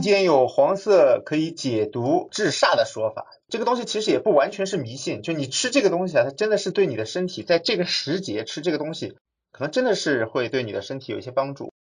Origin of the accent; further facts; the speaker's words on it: Shanghai, China; 我是上海的